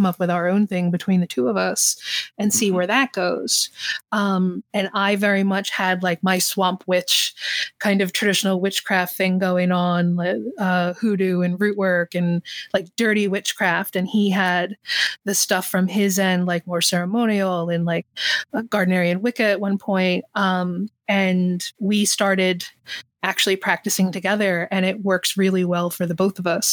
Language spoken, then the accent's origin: English; southern New Jersey, United States; I grew up in New Jersey, in southern New Jersey, and there's lots of forestry here